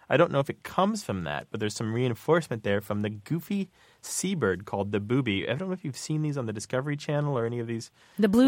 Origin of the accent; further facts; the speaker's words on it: Missouri, United States; when I was growing up in Missouri